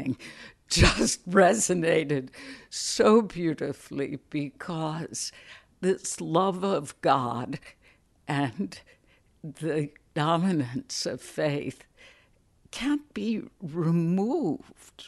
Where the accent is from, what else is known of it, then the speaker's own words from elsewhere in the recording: Chicago, Illinois, United States; when I was a little girl growing up in Chicago